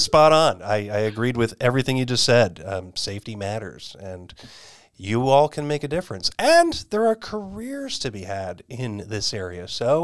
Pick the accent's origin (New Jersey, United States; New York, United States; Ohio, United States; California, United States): New York, United States; moved away as an adult; now in Sonoran Desert, United States; Born and raised just outside of New York City